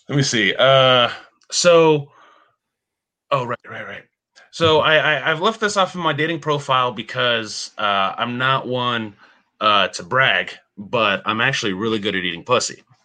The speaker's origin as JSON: {"language": "English", "town": "Bethlehem", "region": "Pennsylvania", "country": "United States", "said": "I'm from Bethlehem, Pennsylvania"}